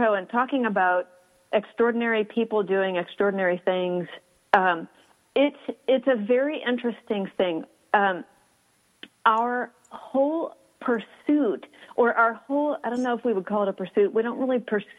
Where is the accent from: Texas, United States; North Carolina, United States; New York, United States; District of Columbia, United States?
Texas, United States; Houston; moved away; I am from Houston and I love my hot weather